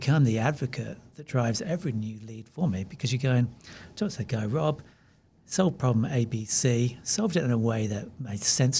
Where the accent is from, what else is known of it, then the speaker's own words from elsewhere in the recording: New Zealand; Maybe part of that is being Kiwi.